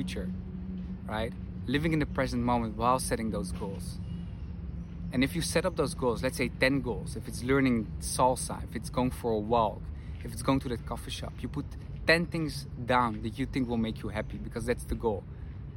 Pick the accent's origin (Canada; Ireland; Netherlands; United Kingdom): Netherlands; moved away as an adult; now in Madrid, Spain; I'm from the Netherlands, currently live in Madrid